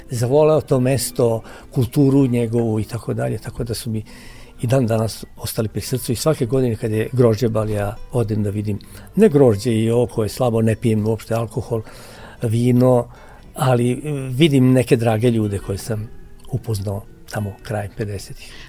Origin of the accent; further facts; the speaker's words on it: Vojvodina, Serbia; also born or lived in Mramorak, Banat / Sremski Karlovci / Novi Sad; now in Sremska Kamenica, Serbia; Ja sam rođen u Banatu, pa sam živeo u Sremu, u Sremskim Karlovcima, pa sam posle preselio se u Novi Sad, pa iz Novog Sada sad u Sremsku kamenicu. Dakle, živeo sam u sva tri dela lepe Vojvodine